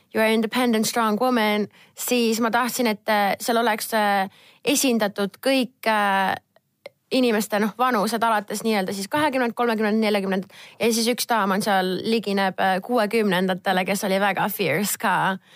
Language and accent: Estonian; Estonia; ma olen Eestist